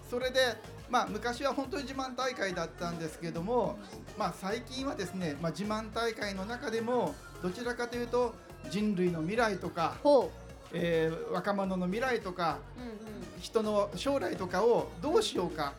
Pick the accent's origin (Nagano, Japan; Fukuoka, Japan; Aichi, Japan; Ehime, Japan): Fukuoka, Japan; 私も福岡出身なのでですね。